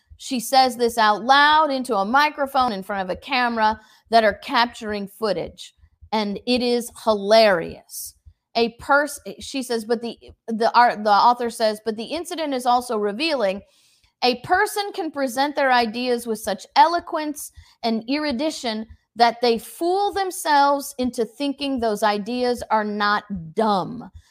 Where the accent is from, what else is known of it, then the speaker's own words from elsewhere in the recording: United States; the American people are built of a different ilk. We have a different spirit in us